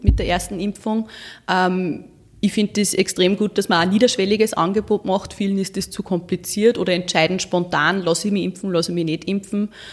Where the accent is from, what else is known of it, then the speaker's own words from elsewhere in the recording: Walding, Urfahr-Umgebung district, Upper Austria, Austria; bin auf einem Bauernhof groß geworden in Weiding im Bezirk mhm. Urf Umgebung